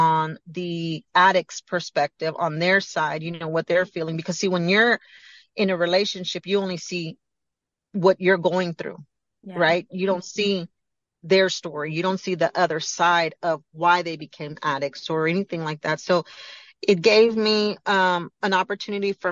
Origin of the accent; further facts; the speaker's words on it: Galveston, Texas, United States; moved away; I came to Galveston